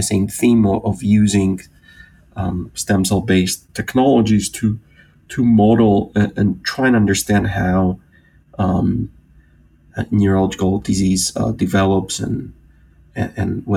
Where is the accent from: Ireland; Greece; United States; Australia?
Greece; moved away as an adult; also born or lived in United Kingdom; I'm originally from Greece. I grew up in Greece, the youngest of three.